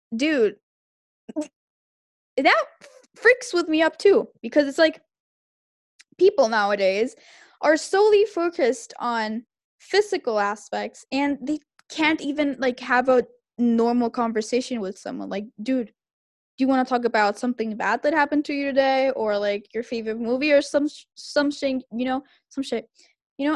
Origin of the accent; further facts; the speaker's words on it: Santiago, Santiago Metropolitan Region, Chile; I was raised in Santiago